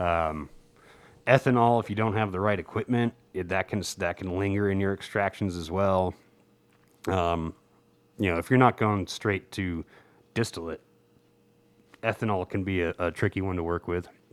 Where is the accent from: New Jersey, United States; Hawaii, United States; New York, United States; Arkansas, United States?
New Jersey, United States; as a kid growing up in New Jersey